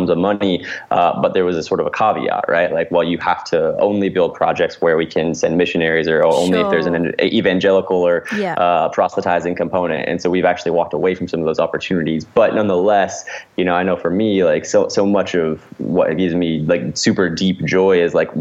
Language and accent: English; Indiana, United States; moved away as an adult; now in Los Angeles, United States; originally, I grew up in Indiana